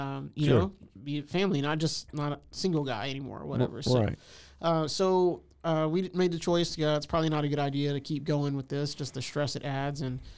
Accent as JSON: {"language": "English", "town": "Houston", "region": "Texas", "country": "United States", "moved": "as an adult", "lives_now": "Waco, United States", "said": "I'm originally from Houston. I came here in the late 90s to go to Baylor, and went there, graduated 2003, and been living here ever since in Waco."}